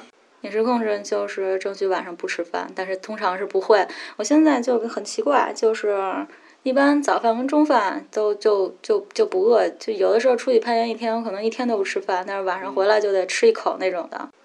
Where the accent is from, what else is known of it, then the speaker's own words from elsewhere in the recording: Beijing, China; moved away as an adult; now in Yangshuo, China; 从小在北京待着，然后就是上学，考试，考大学，在上班儿就那么一步一步来嘛